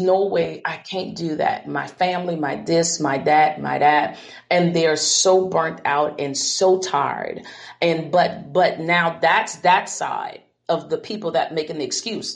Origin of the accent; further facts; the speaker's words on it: United States; I'm from the Ponderosa. Many don't understand that. This is a little hick town in convent um, live in a shotgun house.